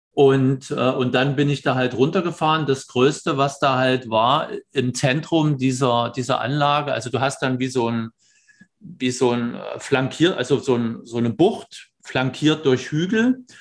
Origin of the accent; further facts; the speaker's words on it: Germany; moved away; als Deutscher